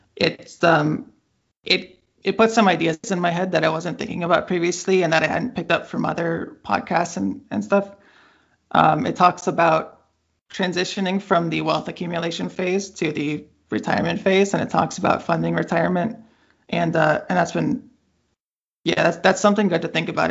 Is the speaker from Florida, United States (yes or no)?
no; Bay Area, California, United States; I grew up in the Bay Area